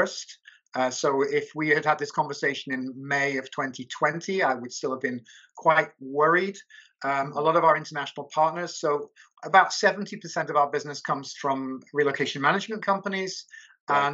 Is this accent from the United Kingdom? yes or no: yes; United Kingdom; moved away as an adult; now in Budapest, Hungary; that I'm an expat, that I'm a Brit